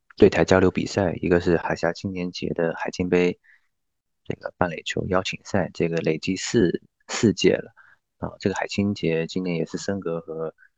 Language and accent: Chinese; Fujian, China; also born or lived in Beijing; 我们福建人其实很多时候还是要讲，特别是父母那边，希望孩子回家